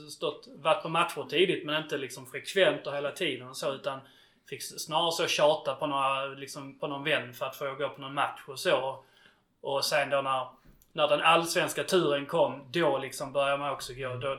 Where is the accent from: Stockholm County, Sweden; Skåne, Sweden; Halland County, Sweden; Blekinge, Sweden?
Skåne, Sweden; Svalöv Municipality; jag är uppväxt i, i Svalövs kommun